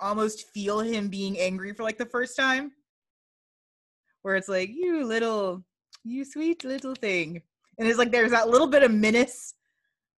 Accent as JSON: {"language": "English", "region": "the South", "country": "United States", "said": "as a Southerner"}